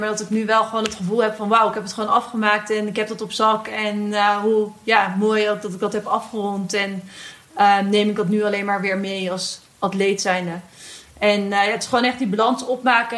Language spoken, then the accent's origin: Dutch; Netherlands; we zijn als Nederlanders natuurlijk opgegroeid met die fiets